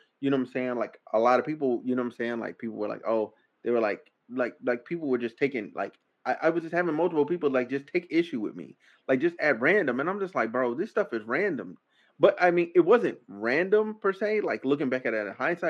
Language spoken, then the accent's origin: English; Arkansas, United States; moved away; I'm from Arkansas.